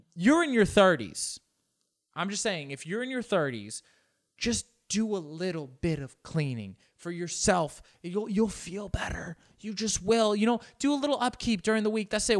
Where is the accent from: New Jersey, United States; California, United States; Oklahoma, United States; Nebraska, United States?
California, United States; Los Angeles; first language Spanish; English is a second language; I grew up here in Los Angeles